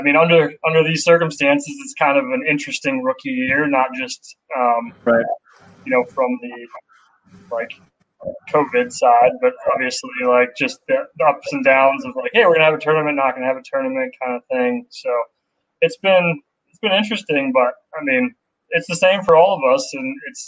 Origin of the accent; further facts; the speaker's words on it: about an hour north of Pittsburgh, Pennsylvania, United States; also born or lived in Los Angeles, California; now in Pittsburgh, United States; I grew up just about an hour north of Pittsburgh, and my wife and I have an apartment. We live on the north side of Pittsburgh now.